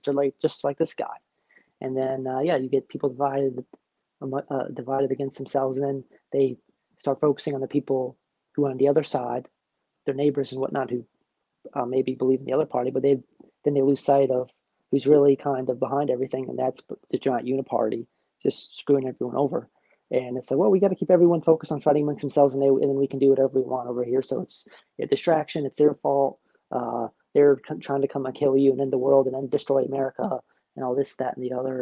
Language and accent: English; New Jersey, United States; moved away; I'm from New Jersey originally, so I'm from a blue state. I'm from a red area in a blue state